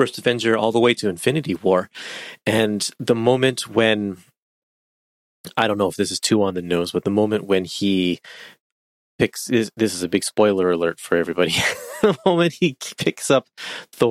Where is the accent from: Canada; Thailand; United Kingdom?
Canada; I'm Canadian